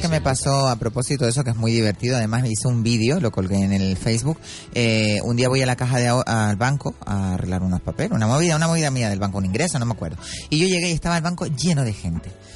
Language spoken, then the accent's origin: Spanish; Arinaga, Canary Islands, Spain; mi pueblo, Arinaga